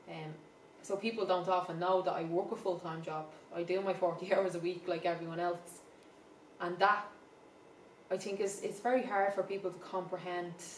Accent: Dublin, Leinster, Ireland; I'm from the Liberties, is where I'm from

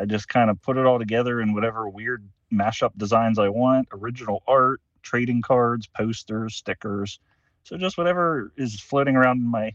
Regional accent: Pennsylvania, United States; It is my hometown. I was born there, and I currently reside there

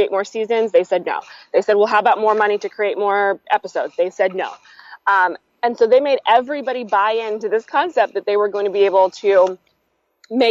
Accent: Florida, United States; I'm from Florida

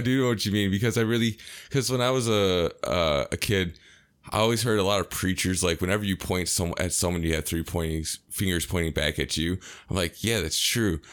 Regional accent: United States; as an American

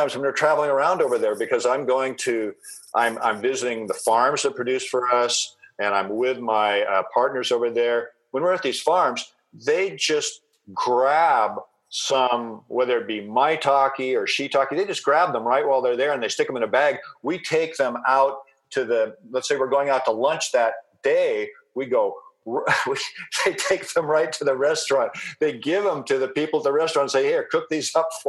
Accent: Seattle, Washington, United States; now in Vancouver Island, Canada; I grew up in Seattle

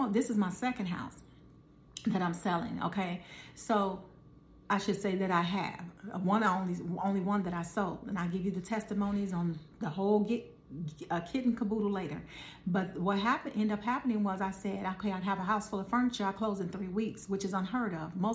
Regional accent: Chicago, Illinois, United States; we're from Chicago

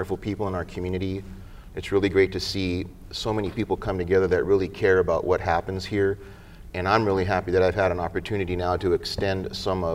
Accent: Costa Mesa, California, United States; I grew up in Costa Mesa most of my life. I came here in the fourth grade

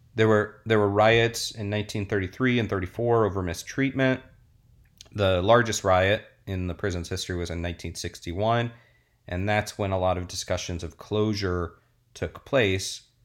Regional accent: Orlando, Florida, United States; I grew up with that in Orlando.

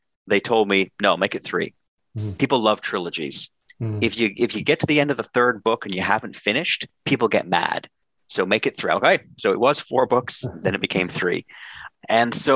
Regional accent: Canada

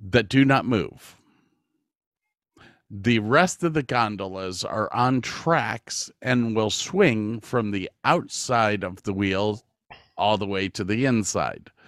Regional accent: Texas, United States; I'm not a big fan of California. Mm-hmm. Uh, there there are reasons to it. I'm from Texas.

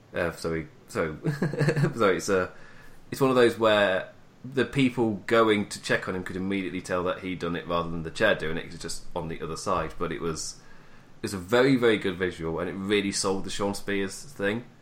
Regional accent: England, United Kingdom; I'm English.

